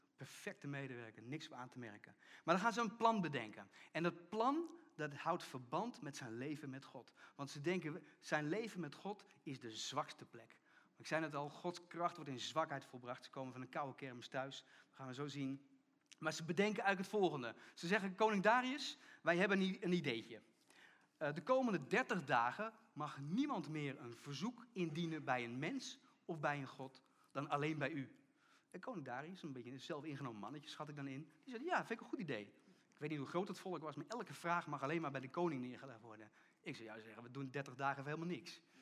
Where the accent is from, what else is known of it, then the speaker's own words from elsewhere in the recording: Netherlands; gingen we als Nederlanders naar de kerk